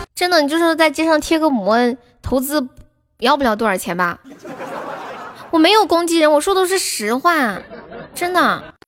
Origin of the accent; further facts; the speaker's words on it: Sichuan, China; 我是四川的